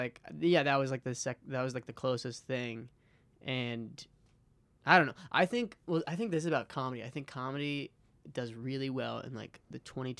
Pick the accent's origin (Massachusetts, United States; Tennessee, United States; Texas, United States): Massachusetts, United States; Hingham; also born or lived in Chicago; I'm from Hingham.